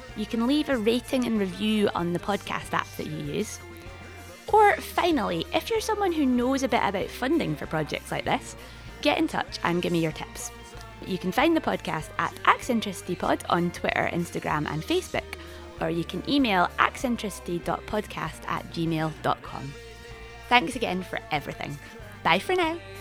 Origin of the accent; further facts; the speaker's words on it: Scotland, United Kingdom; accent: Scots / Scottish English; whether I'm a Scot speaker or a Scottish English speaker or both